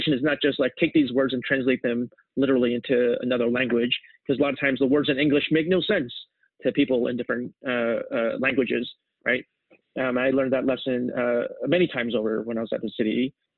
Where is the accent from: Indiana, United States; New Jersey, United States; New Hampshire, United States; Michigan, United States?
New Jersey, United States; also born or lived in Seoul, South Korea / New York City; as an immigrant kid growing up in New Jersey